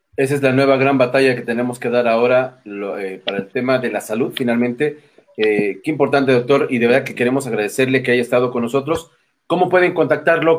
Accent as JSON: {"language": "Spanish", "country": "Mexico", "said": "nosotros como mexicanos"}